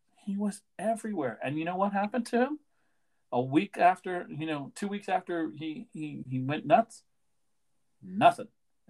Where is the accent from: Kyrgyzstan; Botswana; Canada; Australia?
Canada; Because I'm Canadian